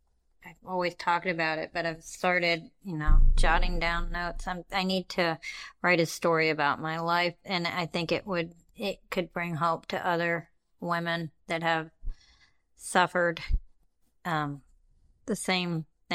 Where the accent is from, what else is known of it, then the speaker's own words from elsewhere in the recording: India; I'm like, I'm neither of those, and I check Other, because I'm from India.